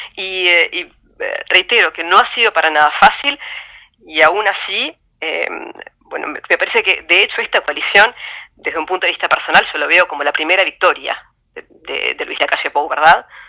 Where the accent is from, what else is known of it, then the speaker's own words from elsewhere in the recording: Uruguay; Los uruguayos no somos muy ruidosos, eh, somos solamente tres millones y tenemos un acento raro.